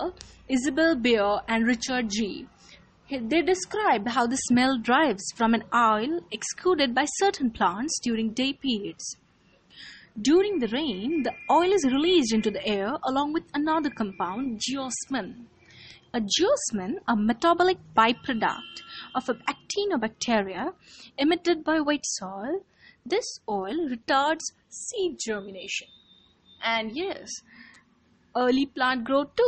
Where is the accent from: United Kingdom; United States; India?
India; I'm an Indian now. It's monsoon going on here